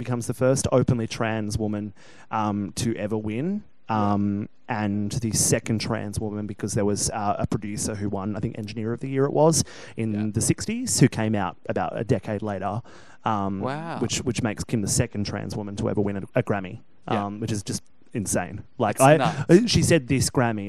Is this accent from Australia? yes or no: yes; Australia